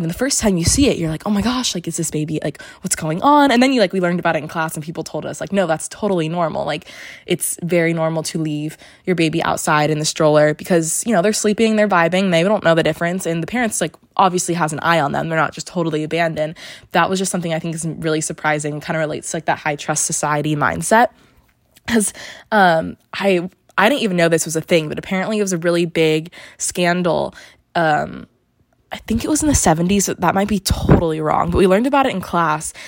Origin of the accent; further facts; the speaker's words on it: California, United States; I'm from California, so my ID has California